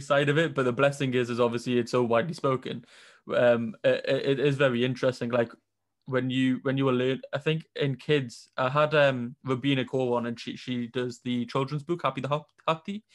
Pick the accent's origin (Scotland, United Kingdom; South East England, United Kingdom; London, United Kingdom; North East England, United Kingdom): North East England, United Kingdom; Newcastle upon Tyne; I'm from Newcastle, and there wasn't that variety up here